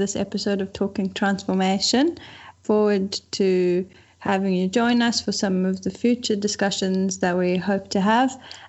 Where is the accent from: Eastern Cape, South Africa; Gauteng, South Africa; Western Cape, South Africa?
Western Cape, South Africa; Cape Town; also born or lived in Durban; I am originally from Cape Town.